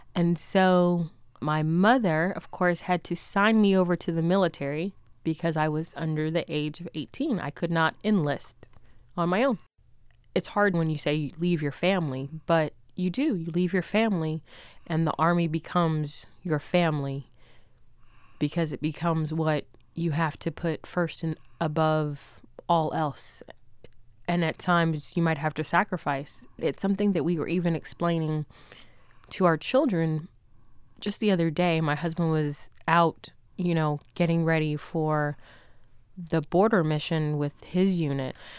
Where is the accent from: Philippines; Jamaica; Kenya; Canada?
Jamaica; now in United States; I'm from Jamaica, but I'm American